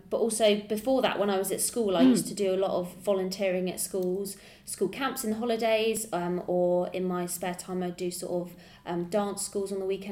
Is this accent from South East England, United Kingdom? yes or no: yes; Windsor, South East England, United Kingdom; from Windsor